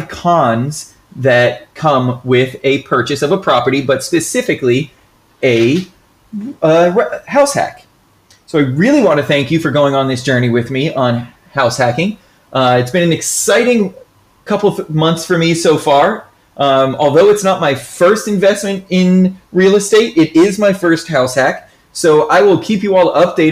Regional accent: Florida, United States; I'm from Florida

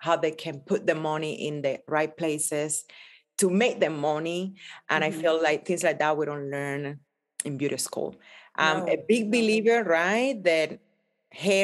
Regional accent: Cuba; now in United States; growing up in Cuba, coming to America

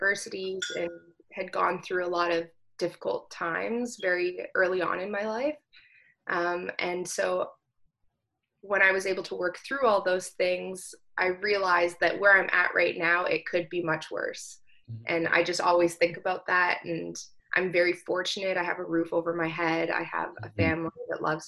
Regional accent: Thunder Bay, Ontario, Canada; moved away as an adult; now in Mississauga, Canada; I'm actually from Northern Ontario, a little city called Thunder Bay

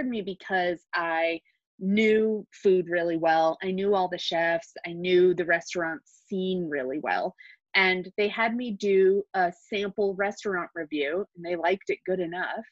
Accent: D.C., District of Columbia, United States; moved away as an adult; now in Albuquerque, United States; I grew up outside of Washington, D.C.

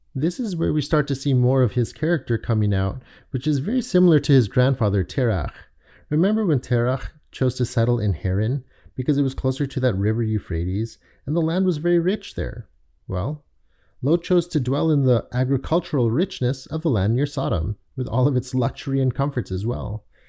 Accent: Toronto, Ontario, Canada; also born or lived in London, Ontario / Richmond Hill; spent my childhood in Toronto, and the majority of my youth and adult life have been spent in a suburb just north of Toronto called Richmond Hill

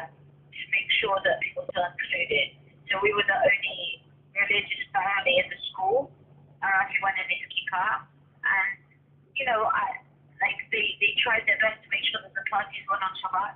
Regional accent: London, United Kingdom; now in Israel; I grew up in London, which is pretty multicultural

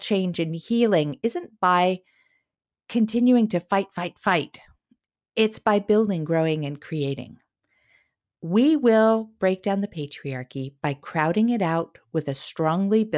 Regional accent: Redondo Beach, California, United States; I grew up in Redondo Beach, California

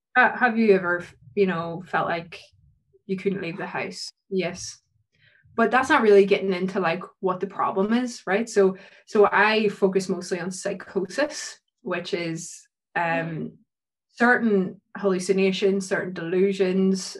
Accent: Ireland; being Irish, mm-hmm. we're a really superstitious country.

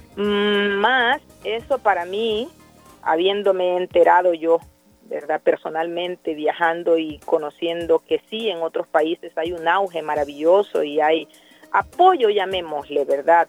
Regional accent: El Salvador; cada salvadoreña y cada salvadoreño somos responsables de tener un país en mejores condiciones

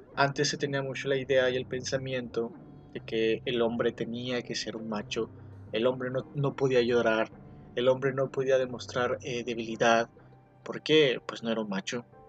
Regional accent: Mexico; Como mexicanos, pues tenemos nuestros errores

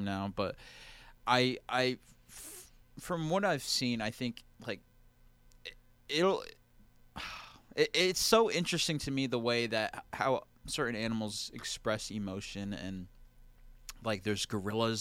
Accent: New Jersey, United States; I'm from New Jersey

